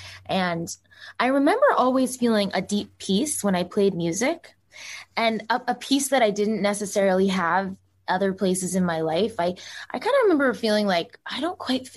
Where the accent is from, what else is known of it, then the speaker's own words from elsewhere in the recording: Boston, Massachusetts, United States; I grew up in the East Coast and Boston